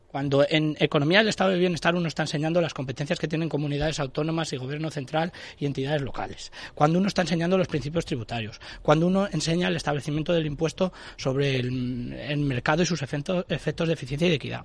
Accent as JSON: {"language": "Spanish", "region": "Castile and León", "country": "Spain", "said": "yo soy castellano y leonés"}